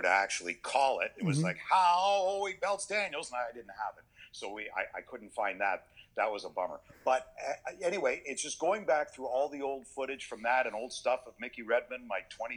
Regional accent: Toronto, Ontario, Canada; growing up in Toronto

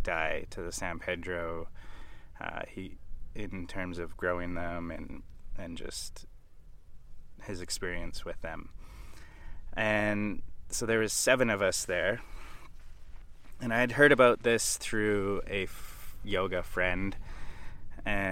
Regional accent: Canada; now in Australia; I'm Canadian, who's currently living in Australia.

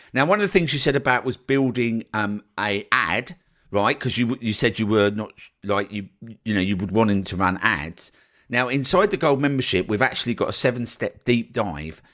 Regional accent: United Kingdom; as a Brit

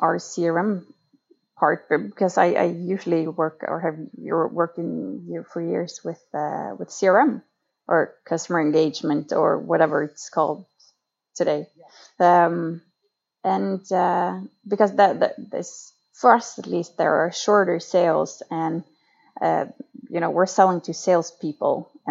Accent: Lofoten, Nordland, Norway; now in Oslo, Norway; I come from the far north part of Norway in Lofoten, which is the most beautiful place in the world. But right now I live in Oslo, the capital of Norway

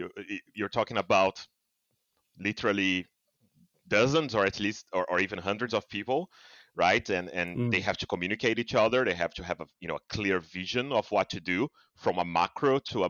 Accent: Brazil; I'm from Brazil

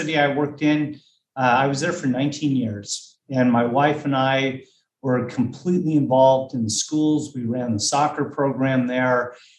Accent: Pico Rivera, California, United States; now in Auburn, United States; I grew up in Los Angeles, in Southeast Los Angeles, city of Pico Rivera

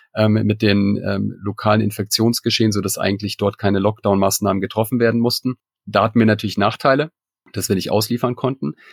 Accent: Munich, Bavaria, Germany; moved away as an adult; now in Shanghai, China; ich komme selber aus München

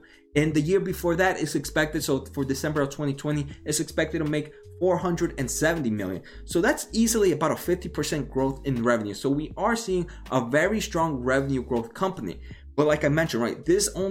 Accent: New Jersey, United States; I am from New Jersey

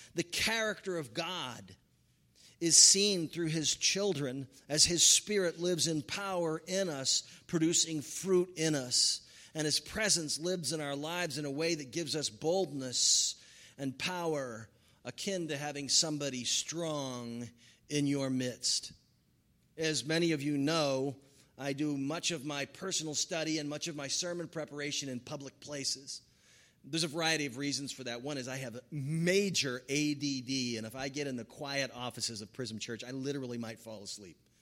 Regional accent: California, United States; as a Californian

